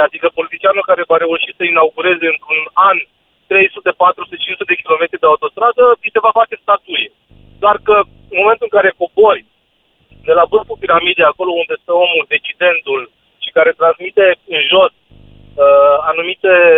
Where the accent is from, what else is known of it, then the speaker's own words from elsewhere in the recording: Bihor County, Romania; Eu sunt din Bihor